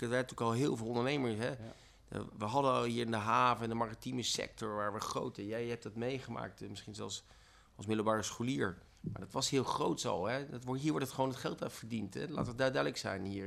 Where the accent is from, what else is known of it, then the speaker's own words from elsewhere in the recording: Zwolle, Overijssel, Netherlands; moved away as an adult; also born or lived in Rotterdam; ik kom uit Zwolle